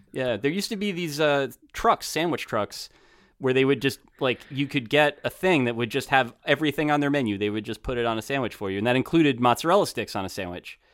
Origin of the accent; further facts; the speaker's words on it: New Jersey, United States; I grew up in North Jersey